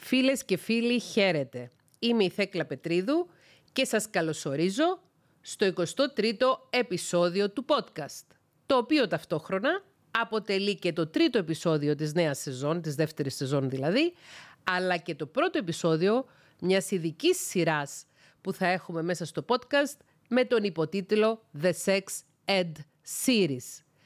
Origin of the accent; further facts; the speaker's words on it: Cyprus; also born or lived in Thessaloniki; κατάγομαι από την Κύπρο